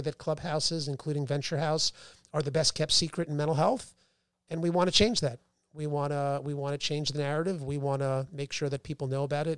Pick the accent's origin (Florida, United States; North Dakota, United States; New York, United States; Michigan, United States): New York, United States; New Rochelle; also born or lived in Boston; I grew up in Westchester, New Rochelle